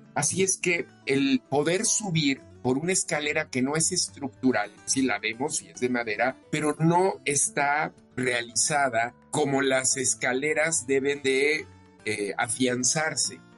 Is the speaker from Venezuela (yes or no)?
no; Mexico; los logros que tenemos como mexicanas, como mexicanos